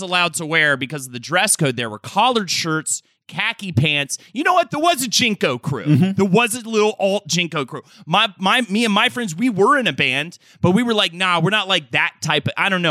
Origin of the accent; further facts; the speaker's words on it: Charlotte, North Carolina, United States; I grew up in Charlotte, North Carolina